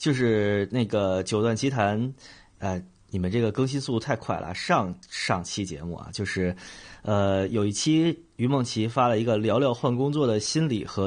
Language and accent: Chinese; Beijing, China; 就我就是一个典型的。非典型的北京人，